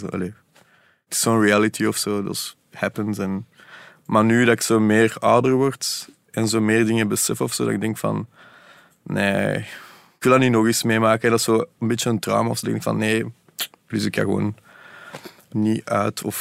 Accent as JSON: {"language": "Dutch", "town": "Brussels", "region": "Brussels-Capital Region", "country": "Belgium", "tie": "born or raised there", "accent": "Brussels", "said": "Hoe dat ik spreek, heel Brussels. Want ik zou niet weten, ik ben perfect tweetalig. Hier opgegroeid, ook heel Brussels."}